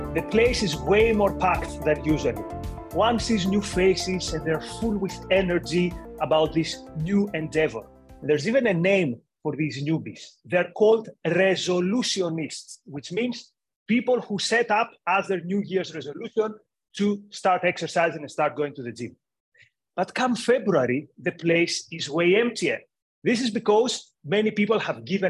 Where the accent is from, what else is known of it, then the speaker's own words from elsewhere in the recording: Greece; moved away as an adult; also born or lived in United Kingdom; I grew up in Greece, and then I lived for years in the UK